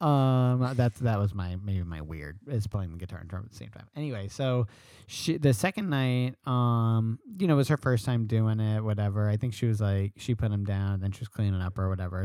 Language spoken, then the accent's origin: English; New York, United States; I'm a New Yorker